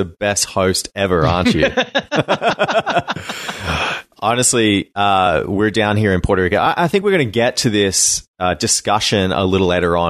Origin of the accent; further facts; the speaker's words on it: Australia; I think I would actually die as an Australian in that.